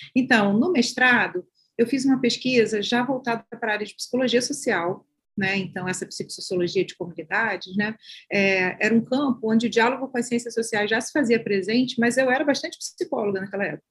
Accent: Baixada Fluminense, Rio de Janeiro, Brazil; eu sou da Baixada Fluminense do Rio de Janeiro

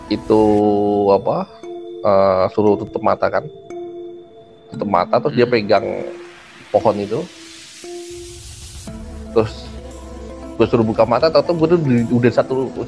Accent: Central Java, Indonesia; kampung gua di Jawa Tengah ada ada panggung itu ada jadi ada di satu penguburan kampung itu

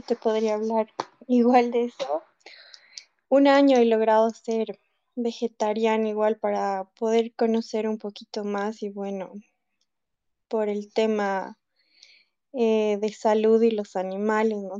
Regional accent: Bolivia; como bolivianos

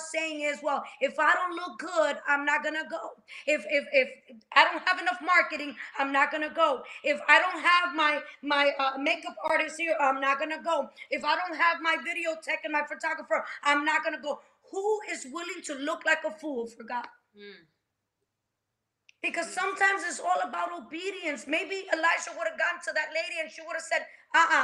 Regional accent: Dominican Republic; moved away; I'm from the Dominican Republic.

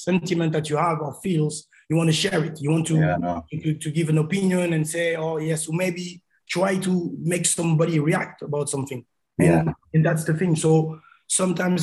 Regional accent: Paris, Île-de-France, France; born or raised there; moved away

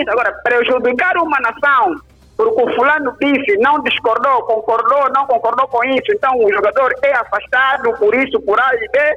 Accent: Angola; E nós, como angolanos, queremos os melhores.

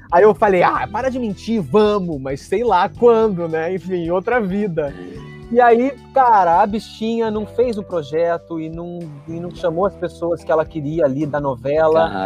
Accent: Rio Grande do Sul, Brazil; eu que sou gaúcho também

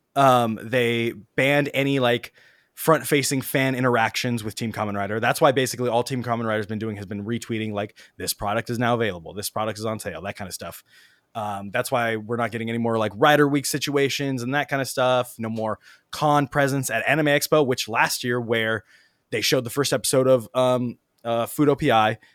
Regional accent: United States; as an American and non-Japanese speaking person

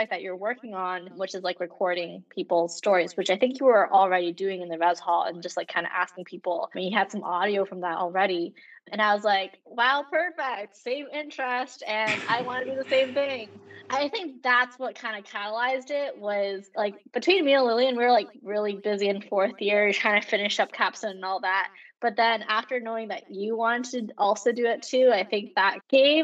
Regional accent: Canada; I am Canadian

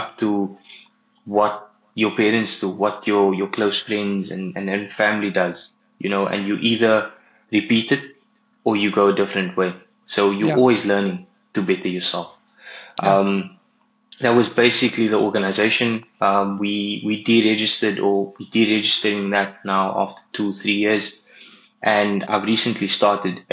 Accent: Cape Town, Western Cape, South Africa; I'm from Cape Town. I stay in Tableview, recently moved here as well in Feb

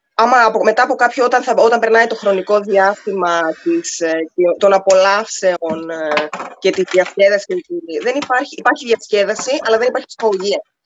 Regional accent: Greece; now in United Arab Emirates; ως Ελληνίδα

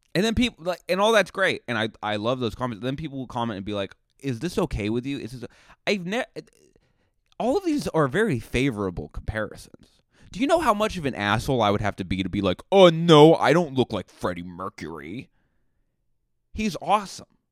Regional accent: Buzzards Bay, Massachusetts, United States; moved away; my hometown

